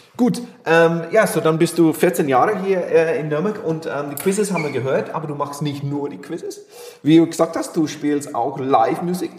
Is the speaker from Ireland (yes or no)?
yes; Ireland; German is a second language; moved away as an adult; also born or lived in Barcelona, Spain / Kraków, Poland / Macedonia / Bilbao, Spain; now in Nuremberg, Germany; nicht mehr in Irland lebe, wohne